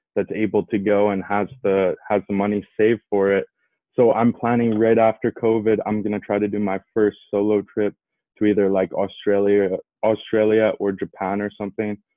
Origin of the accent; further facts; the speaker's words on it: Edmonton, Alberta, Canada; my hometown, like here in Edmonton